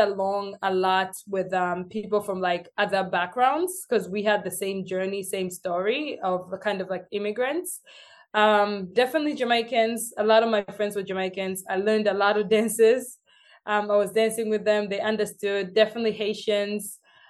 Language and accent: English; Uganda; first language Luganda; English is a second language; especially coming in from school in Uganda. Cause I had to learn Uganda first and then learn English. So my accent was like, you couldn't even understand me.